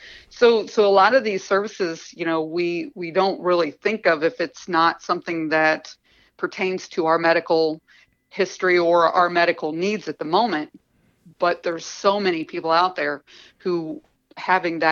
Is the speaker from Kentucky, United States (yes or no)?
yes; Eastern Kentucky, United States; I grew up in Eastern Kentucky